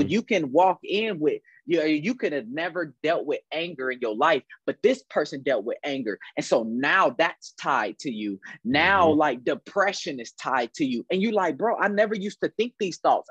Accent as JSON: {"language": "English", "town": "Dayton", "region": "Ohio", "country": "United States", "tie": "born or raised there", "said": "I'm from Dayton, Ohio. Uh, I uh, grew up on the west side of Dayton"}